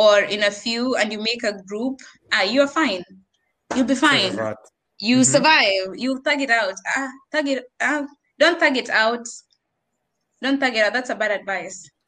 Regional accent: Kenya; accent: Bunyore, Nairobi, Kenyan; moved away as an adult; I have this accent. Ya Bunyore, ya Nairobi, ya being just Kenyan

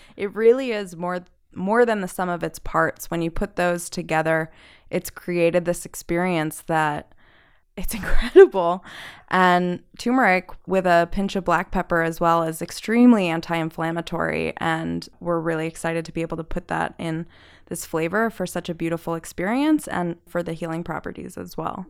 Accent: New Jersey, United States; moved away; I'm from New Jersey, and when I ship to my family in New Jersey

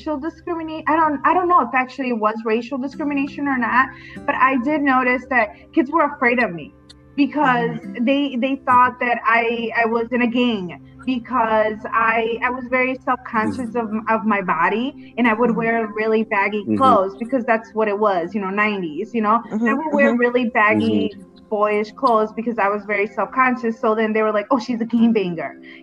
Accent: Chicago, Illinois, United States; also born or lived in Roselle, Illinois; growing up in Chicago

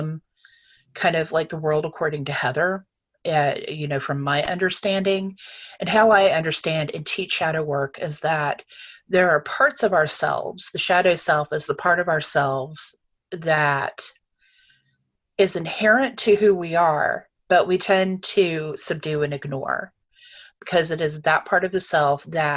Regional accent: North Carolina, United States; I grew up in North Carolina

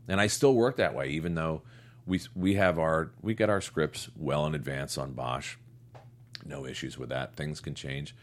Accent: United States; also born or lived in Connecticut; I'm from New York and Connecticut.

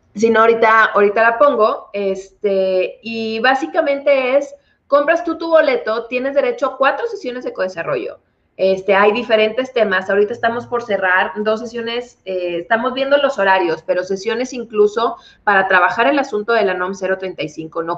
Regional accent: Monterrey, Nuevo León, Mexico; yo soy originaria de Monterrey

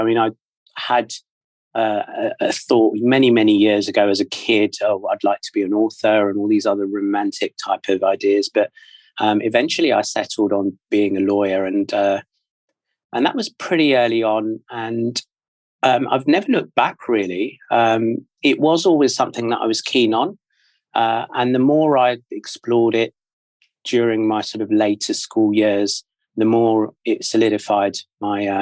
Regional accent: London, United Kingdom; moved away as an adult; now in Australia; I'm from the UK, born and raised in London. And I moved out to Australia just about 3 years ago

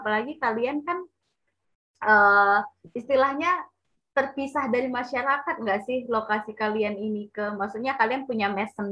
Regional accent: Sumatra, Indonesia; Aku orang Sumatera

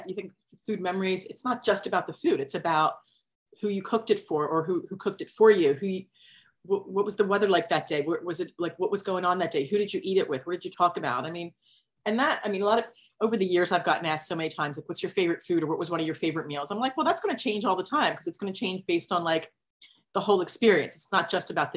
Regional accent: New Jersey, United States; now in New York City, United States; I grew up in South Jersey outside of Philadelphia

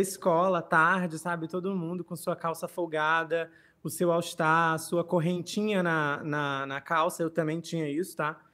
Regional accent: Rio Branco, Acre, Brazil; moved away; also born or lived in Rio Grande do Norte; Rio Branco, capital do Acre, eu não sou acreano, mas morei lá durante 18 anos da minha vida

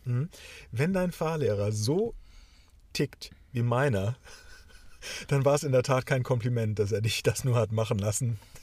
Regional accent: the North, Northern Germany, Germany; ich bin zwar auch ein Kind des Nordens

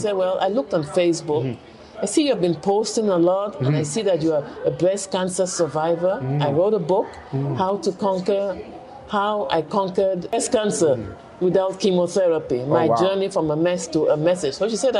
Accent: Cameroon; moved away as an adult; also born or lived in England / United States / China / Canada; I was born in Cameroon. Mm-hmm. Then I went to England for 2 years, elementary school, because my late father had a PhD from Oxford University. And that's where he met my mother. Then we came back to Cameroon. Then I went to the United States to do my post-secondary education.

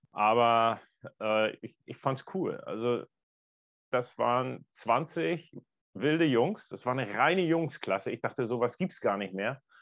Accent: Northern Germany, Germany; als, als Norddeutscher.

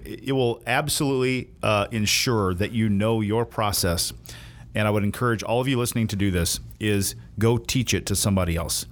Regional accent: the South, United States; also born or lived in Indiana; I'm from the South

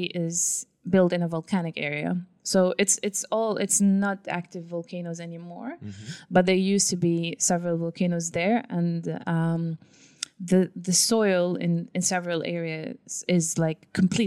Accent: Suwayda, As-Suwayda Governorate, Syria; moved away; in Syria, my hometown in the south of Syria, which is called Sweda

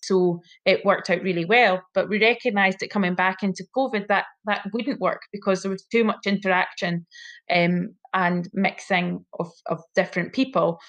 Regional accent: hometown about 15 miles from Dalbeattie, Scotland, United Kingdom; also born or lived in Cardiff, Wales; came back to my my hometown and um, did my vocational training year there.

